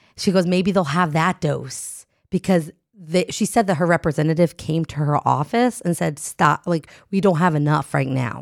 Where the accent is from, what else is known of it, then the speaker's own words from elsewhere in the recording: New Jersey, United States; moved away; am from Jersey